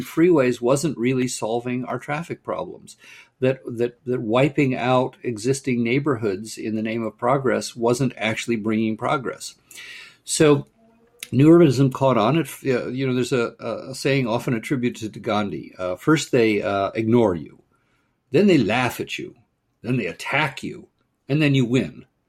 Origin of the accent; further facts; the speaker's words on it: Pasadena, California, United States; I grew up in Pasadena, California